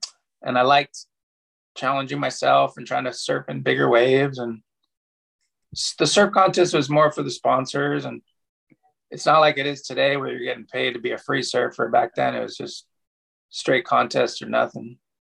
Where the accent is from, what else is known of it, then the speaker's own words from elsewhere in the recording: Pacific Palisades, California, United States; Yeah, I grew up in Pacific Palisades, and one of my good friends, Brendan, his dad taught us how to surf in Santa Monica.